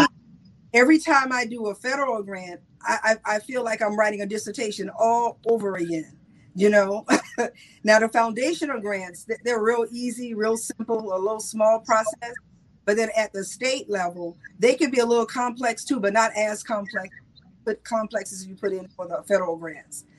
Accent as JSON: {"language": "English", "region": "South Carolina", "country": "United States"}